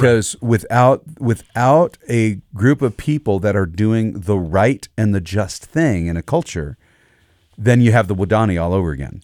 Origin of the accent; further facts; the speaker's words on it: United States; I'm an American. That's where I live.